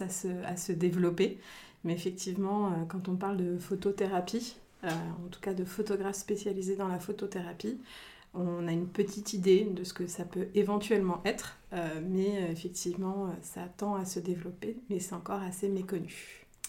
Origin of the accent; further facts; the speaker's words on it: Picardy, Hauts-de-France, France; now in Reims, France; je suis originaire de Picardie, je vis déjà depuis plusieurs années sur Reims, donc on va dire rémoise d'adoption